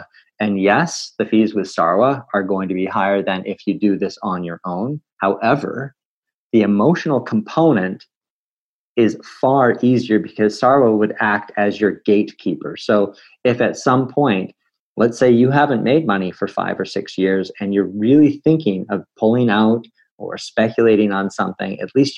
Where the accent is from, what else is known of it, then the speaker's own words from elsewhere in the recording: Canada; as a Canadian